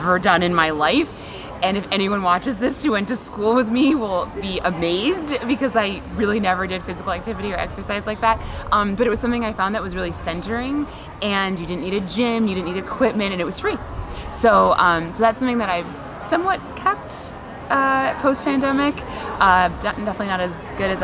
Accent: Rochester, New York, United States; I'm originally from Rochester.

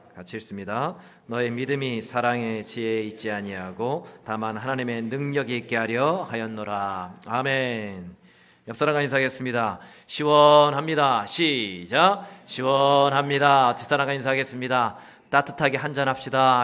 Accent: Chuncheon, Gangwon, South Korea; 제 고향이 춘천입니다.

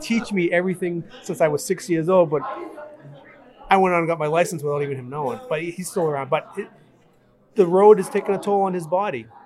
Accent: Brockton, Massachusetts, United States; I grew up in Brockton, Massachusetts

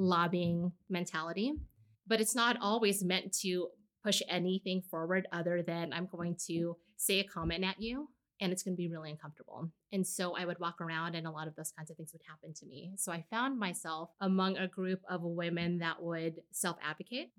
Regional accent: Los Angeles, California, United States; moved away as an adult; now in Seattle, United States; I grew up in Southern California. I was born and raised in LA.

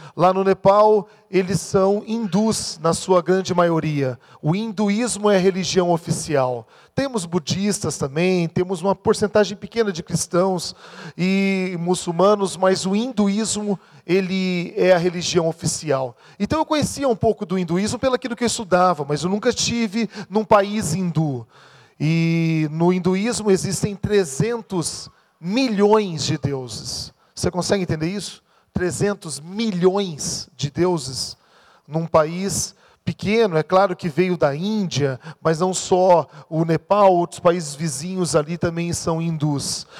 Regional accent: Maringá, Paraná, Brazil; sou de Maringá

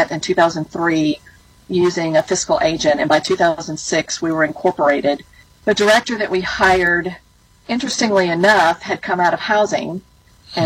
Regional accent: Alabama, United States; I grew up in Alabama, in the country, and we got our electricity from a rural electric cooperative.

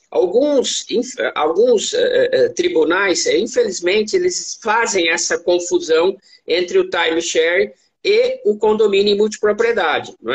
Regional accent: Bragança Paulista, São Paulo, Brazil; born there; Eu, eu, sou bragantino, Arthur. Eu nasci em Bragança Paulista

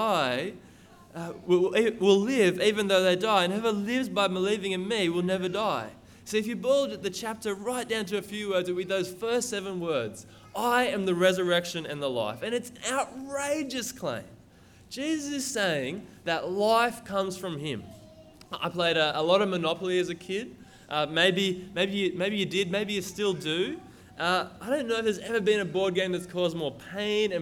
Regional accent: Lismore, New South Wales, Australia; moved away as an adult; now in Brisbane, Australia; I'm from Lismore, Northern New South Wales, same place as Ross and Bill Boland

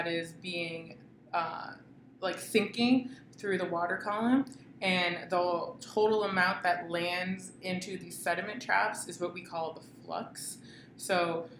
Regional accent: Boston, Massachusetts, United States; now in California, United States; I'm from the East Coast, more specifically the Boston area

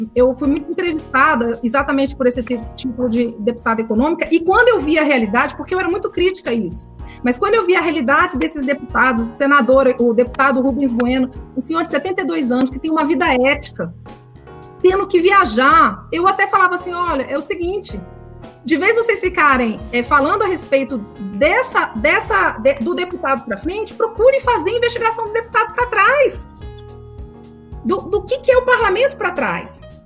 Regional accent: Brasília, Federal District, Brazil; eu sou de Brasília

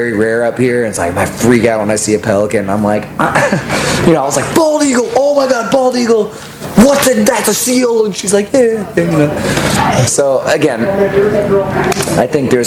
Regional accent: Austin, Texas, United States; growing up in Austin

